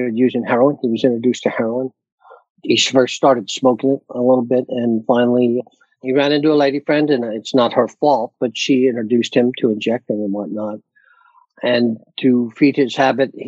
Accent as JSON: {"language": "English", "region": "Pennsylvania", "country": "United States", "moved": "yes", "lives_now": "Delaware, United States", "said": "I'm originally from Pennsylvania."}